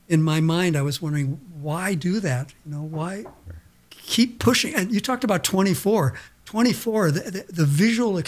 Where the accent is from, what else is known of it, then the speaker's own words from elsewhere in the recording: Portland, Oregon, United States; moved away; also born or lived in Los Angeles, California / Santa Barbara, California; I grew up in Portland, Oregon